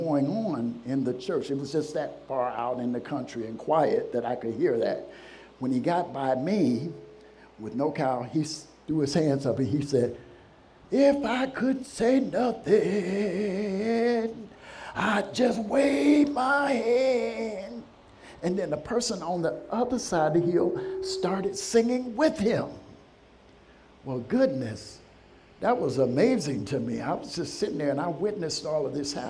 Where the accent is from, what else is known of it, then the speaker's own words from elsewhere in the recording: a small country town in Alabama, United States; moved away; I grew up in a small country town in Alabama